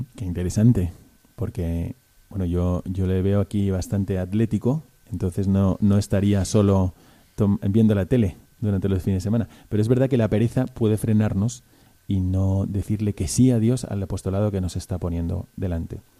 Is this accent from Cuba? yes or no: no; Spain; moved away; soy español, pero he estado 20 años fuera de España